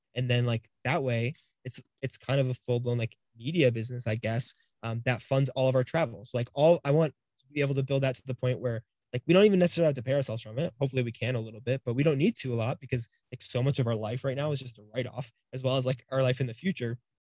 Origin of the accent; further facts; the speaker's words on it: Florida, United States; we're both from the East Coast in Florida